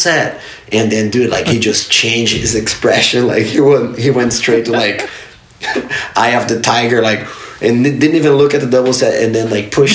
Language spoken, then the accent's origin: English; Novo Hamburgo, Rio Grande do Sul, Brazil; moved away; I grew up in the city called Novo Hamburgo. It's a little town, a little outside of Porto Alegre, which is the capital city of the state, Rio Grande do Sul